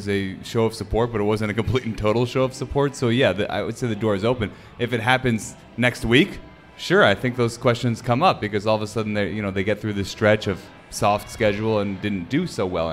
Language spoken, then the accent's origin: English; Massachusetts, United States; I grew up in Massachusetts